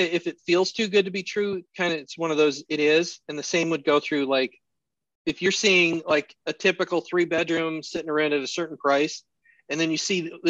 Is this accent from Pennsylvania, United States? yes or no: no; Colorado, United States; now in Alaska, United States; I grew up in Colorado, so I was used to snow